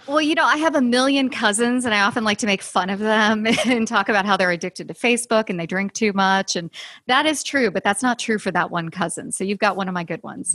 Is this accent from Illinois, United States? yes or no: yes; Chicago, Illinois, United States; I'm from Chicago